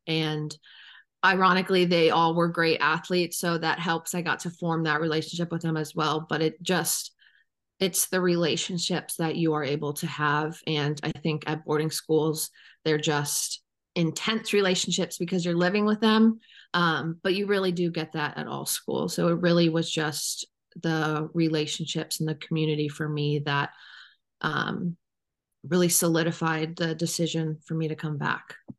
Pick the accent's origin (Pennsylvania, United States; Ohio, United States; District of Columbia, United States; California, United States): Ohio, United States; Cleveland; moved away as an adult; now in Chatham, United States; I was born and raised in Cleveland, Ohio